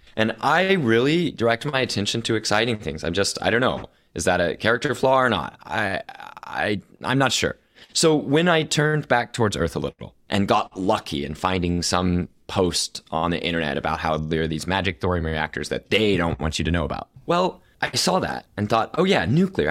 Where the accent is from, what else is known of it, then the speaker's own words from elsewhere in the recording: Oklahoma City, Oklahoma, United States; I'm born and raised in Oklahoma City, Oklahoma